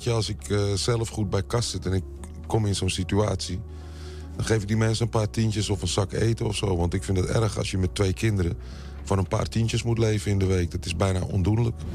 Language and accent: Dutch; Amsterdam, Netherlands; also born or lived in Utrecht; Ik kom uit Amsterdam en Utrecht, dan is die lekker rustig.